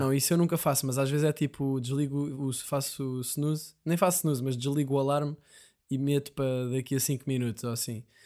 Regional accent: Portugal; Somos portugueses

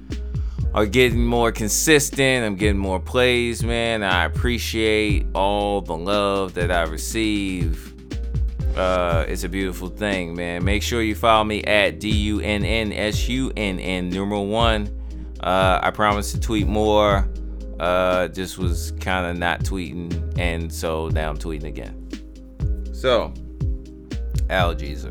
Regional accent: Baltimore, Maryland, United States; me growing up in Baltimore

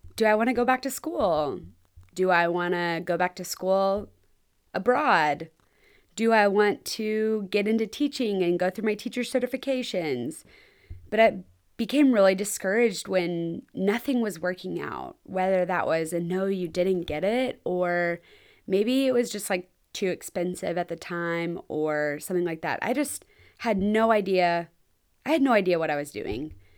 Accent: Texas, United States; I'm from Texas and I'm moving to New York in the middle of winter?

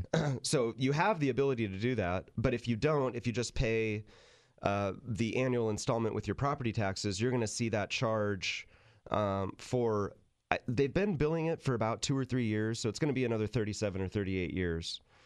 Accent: Sacramento, California, United States; moved away as an adult; also born or lived in San Luis Obispo County; Tim, who I grew up with in Sacramento

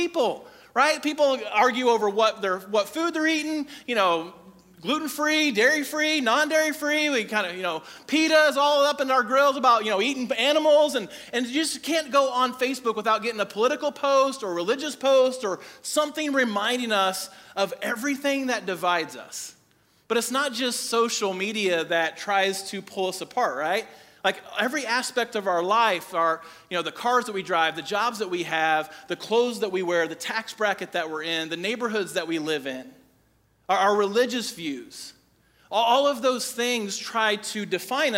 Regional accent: Crawfordsville, Indiana, United States; I grew up in Crawfordsville, and our elementary school

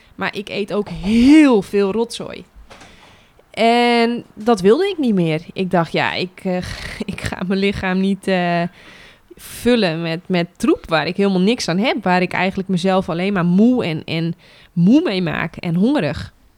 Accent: Netherlands; wij als Nederlanders

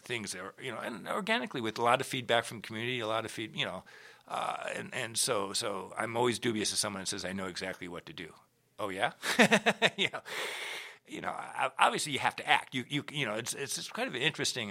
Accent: Minneapolis, Minnesota, United States; moved away as an adult; also born or lived in Rochester, New York / Boston; I was born in Minneapolis to a father who played in the orchestra there for forty-three years

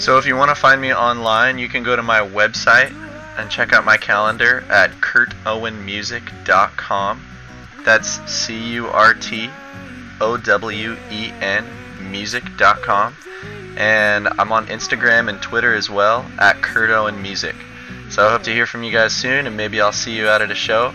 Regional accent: San Diego, California, United States; I was born and raised in San Diego

